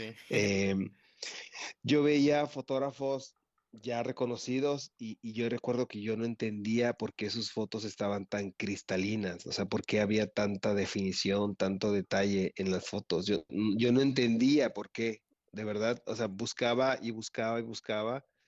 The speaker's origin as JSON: {"language": "Spanish", "region": "Veracruz", "country": "Mexico", "tie": "born or raised there", "said": "soy de Veracruz, toda mi vida he vivido felizmente aquí en, el puerto"}